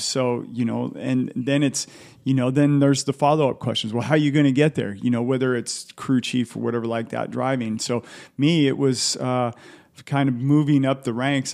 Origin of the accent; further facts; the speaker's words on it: Southern California, United States; I grew up in Southern California